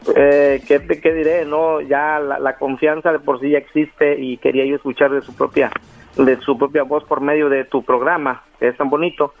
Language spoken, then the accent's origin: Spanish; Mexico; moved away as an adult; now in Los Angeles, United States; Yo soy mexicano de Gusto, Colorado.